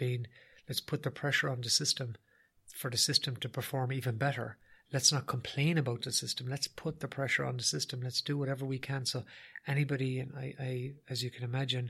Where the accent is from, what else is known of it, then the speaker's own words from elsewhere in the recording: Ireland; as Irish people